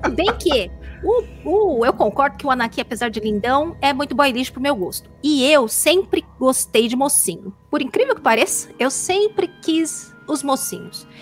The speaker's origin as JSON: {"language": "Portuguese", "region": "São Paulo", "country": "Brazil", "said": "eu sou de São Paulo também, paulista."}